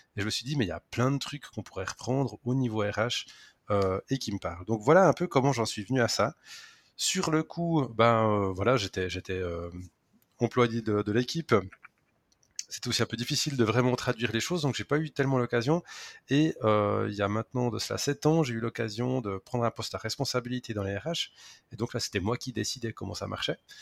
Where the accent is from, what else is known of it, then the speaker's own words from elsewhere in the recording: Switzerland; accent: Swiss; je travaille en Suisse